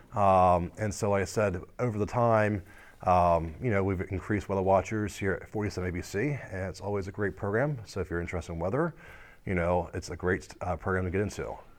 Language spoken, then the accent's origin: English; United States; I actually grew up here on the shore all my life